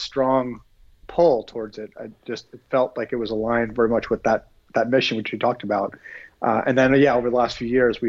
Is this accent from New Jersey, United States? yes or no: yes; New Jersey, United States; moved away as an adult; also born or lived in New York / Philadelphia; now in Phoenix, United States; grew up in New Jersey, kind of lived all over that area, New York, Philadelphia